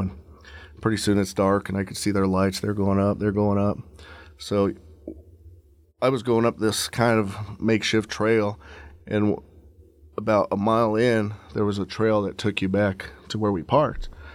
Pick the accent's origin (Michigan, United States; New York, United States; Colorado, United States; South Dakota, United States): Colorado, United States; Leadville; I'm originally from Leadville, Colorado